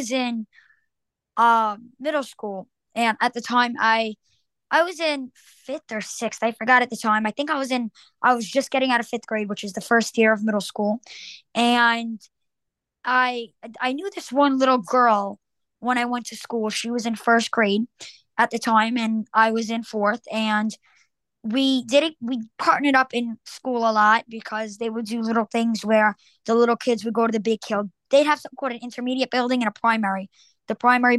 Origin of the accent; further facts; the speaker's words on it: Long Island, New York, United States; New Yorker. I'm from Long Island